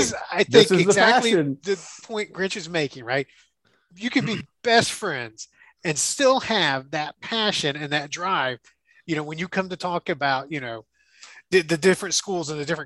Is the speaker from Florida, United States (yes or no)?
yes; Florida, United States; I grew up in Florida.